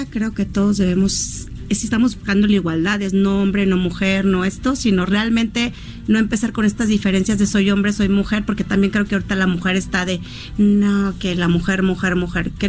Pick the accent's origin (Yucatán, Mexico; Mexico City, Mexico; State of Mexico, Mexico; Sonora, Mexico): Mexico City, Mexico; Yo soy chilanga, me encanta convivir los chilangos, me han tratado